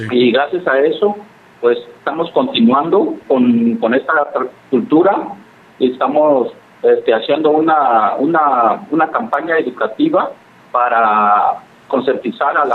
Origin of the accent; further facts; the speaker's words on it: Oaxaca, Mexico; como lo, lo hacemos nosotros los mixtecos, por eso nos debemos de sentir orgullosos como oaxaqueños como mexicanos.